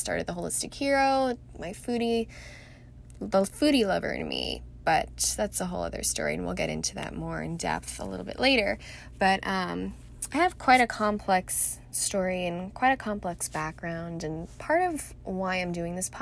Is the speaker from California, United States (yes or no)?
yes; Irvine, California, United States; now in Scottsdale, United States; I was born and raised in Southern California in the heart of Orange County, Irvine to be more specific